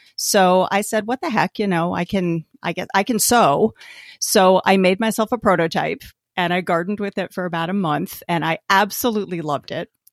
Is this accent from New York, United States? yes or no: yes; Albany, New York, United States; moved away as an adult; now in New Jersey, United States; I grew up in Albany, New York